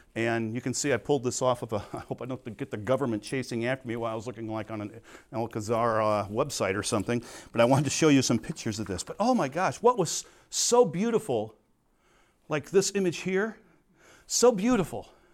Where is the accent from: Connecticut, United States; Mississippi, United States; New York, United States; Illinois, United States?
Illinois, United States; Crete; I was from Crete.